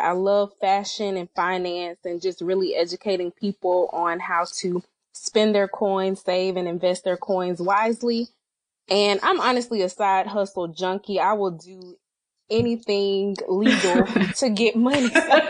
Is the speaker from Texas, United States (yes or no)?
no; Alabama, United States; I teach history, which I absolutely love, in Montgomery. So I'm from Sweet Home, Alabama.